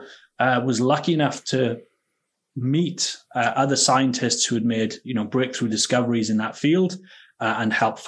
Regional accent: Wales, United Kingdom; moved away as an adult; also born or lived in Edinburgh, Scotland / Baltimore, United States; now in Scotland, United Kingdom; I'm from Wales originally. That's where I grew up.

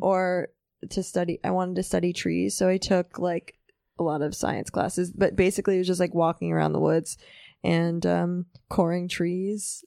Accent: New York City, New York, United States; also born or lived in Manhattan; I grew up in Riverdale, which is more like suburb

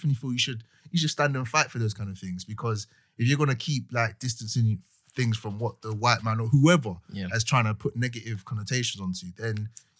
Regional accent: Nigeria; Any term that isn't like black or doesn't describe my ethnicity as a Nigerian man, that people try to box me and I don't like it.

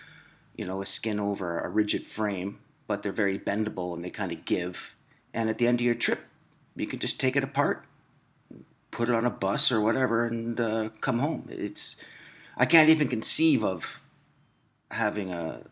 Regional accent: Picton, Ontario, Canada; my friend Tim Morch, who is also from my hometown in Prince Edward County, Ontario, Picton

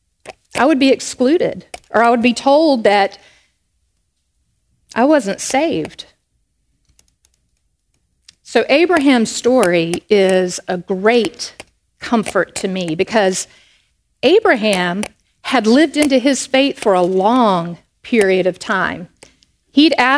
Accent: Charlotte, North Carolina, United States; I grew up in Charlotte, North Carolina, up in the northeast corner of the Bible Belt

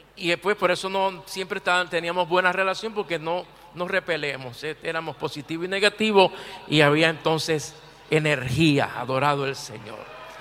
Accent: Puerto Rico; mi tierra, Puerto Rico.

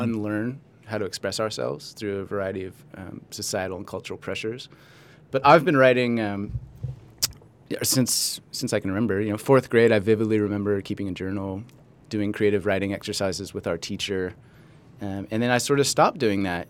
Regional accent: Los Angeles, California, United States; also born or lived in Santa Barbara / Australia; I was born in Los Angeles

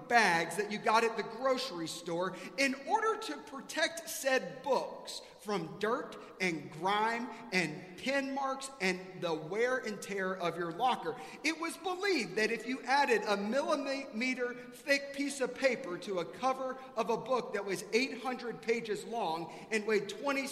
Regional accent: South Carolina, United States; now in Texas, United States; I grew up in South Carolina

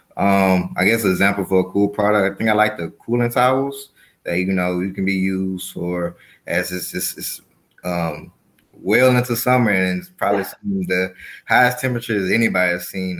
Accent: Mobile, Alabama, United States; moved away as an adult; also born or lived in Chicago, Illinois; now in Atlanta, United States; I'm a native of Mobile, Alabama

